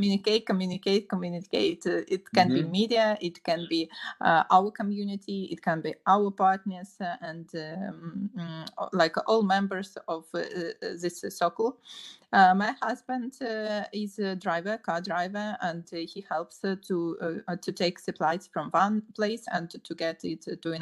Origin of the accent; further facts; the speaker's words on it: Kharkiv, Kharkiv Oblast, Ukraine; Kharkiv is a big city, normal city, active, progressive city